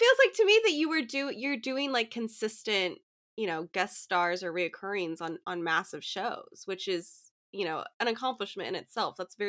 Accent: Portland, Oregon, United States; I mean, I'm from Portland, and I don't know how any of my family members still live up there, because it's just like, you know, gloomy 75% of the year.

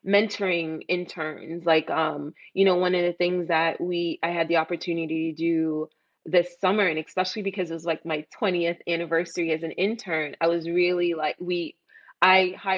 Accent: New York City, New York, United States; also born or lived in Jamaica; I grew up in East Flatbush and I'm from Jamaica

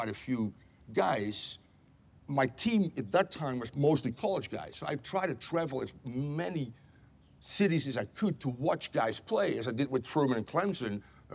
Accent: Netherlands; moved away as an adult; now in United States; I'm from the Netherlands.

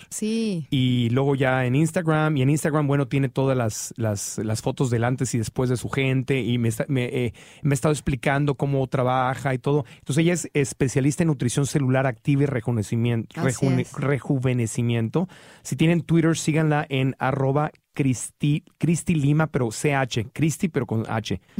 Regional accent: Mexico City, Mexico; born or raised there; now in Los Angeles, United States

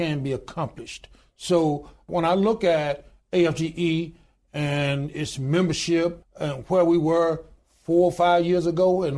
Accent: Goodwater, Alabama, United States; I was born in the Deep South. I was born in a little small town in Goodwater, Alabama, population 1,292 today.

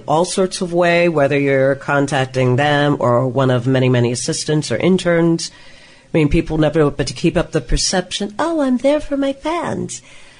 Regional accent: Midwest, United States; now in Hollywood, United States; I was growing up in the Midwest.

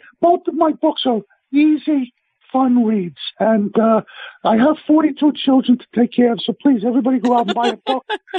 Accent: New York City, New York, United States; accent: Brooklyn; also born or lived in France; growing up in Brooklyn in those days, I grew up in a place called Vanderveer Projects, Nostrand and Newkirk, which anybody who's a fan of … he raps about Nostrand Avenue.

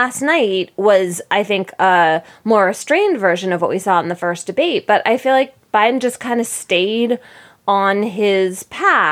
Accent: Philadelphia, Pennsylvania, United States; moved away as an adult; And I lived in Philadelphia until I went to college.

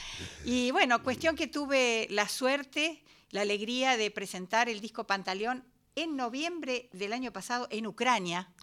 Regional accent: San Miguel, Buenos Aires Province, Argentina; Yo soy de San Miguel

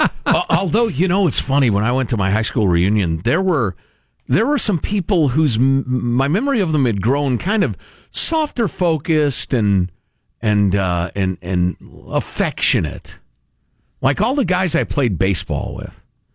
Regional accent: Midwest, United States; I'm a Midwesterner.

